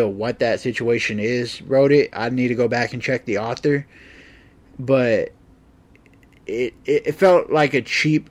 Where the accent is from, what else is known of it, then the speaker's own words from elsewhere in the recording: United States; I am an American